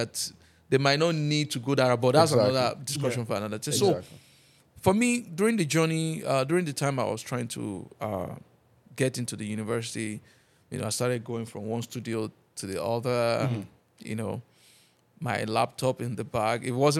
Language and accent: English; Nigeria; I'm a Nigerian.